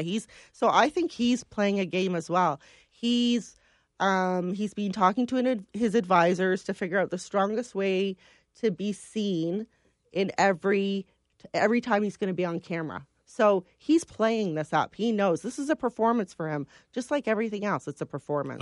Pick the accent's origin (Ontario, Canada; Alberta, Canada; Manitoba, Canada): Ontario, Canada; London; I was born in London.